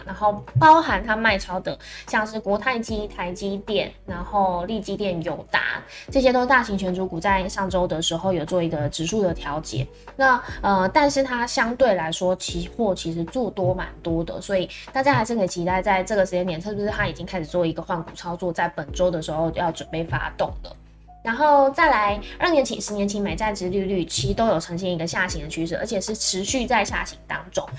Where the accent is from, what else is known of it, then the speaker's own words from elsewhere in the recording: Taiwan; 这是接下来我们台湾人可能必须要去关注的事情